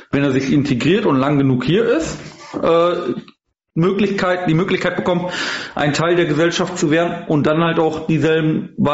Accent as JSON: {"language": "German", "country": "Germany", "said": "bin Deutscher."}